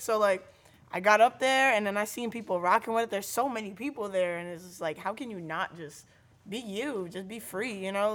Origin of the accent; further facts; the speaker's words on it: New London, Connecticut, United States; I grew up in New London.